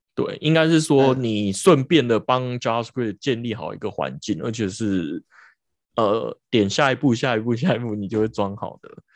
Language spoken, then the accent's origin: Chinese; Taiwan; 我们台湾人